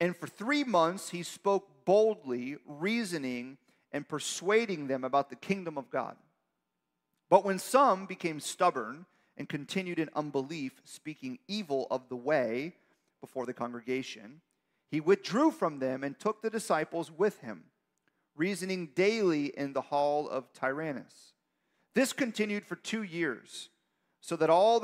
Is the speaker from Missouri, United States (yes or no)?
no; Miami, Florida, United States; I'm from Miami